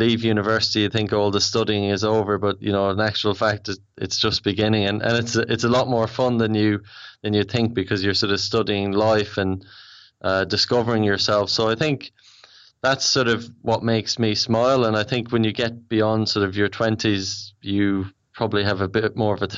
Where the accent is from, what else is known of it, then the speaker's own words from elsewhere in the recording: Ireland; accent: Irish; moved away as an adult; also born or lived in Australia; now in London, United Kingdom; I'm Irish, if you can't tell by the accent.